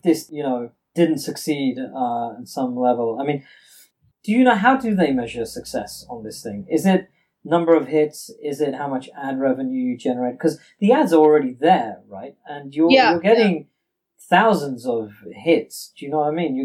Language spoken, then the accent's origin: English; India; me being Indian